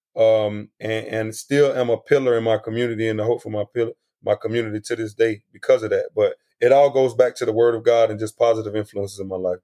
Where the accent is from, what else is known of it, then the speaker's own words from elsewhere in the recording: South Florida, United States; I was exposed to a lot of a lot of different things growing up in South Florida